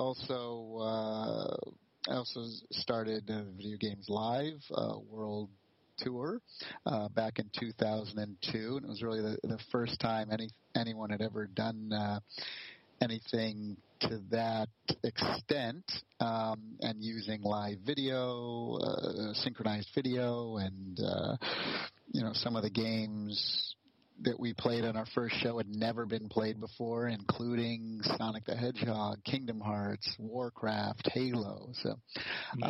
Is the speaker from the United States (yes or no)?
yes; East Coast of the U.S., United States; moved away as an adult; also born or lived in California; I grew up on the East Coast of the U.S., and when I turned 21, I got in my car and just literally left my parents crying on the doorstep and went to California